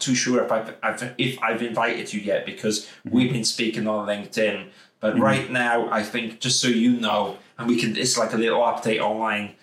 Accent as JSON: {"language": "English", "region": "Wales", "country": "United Kingdom", "accent": "Welsh", "said": "It's going to test my Welsh accent."}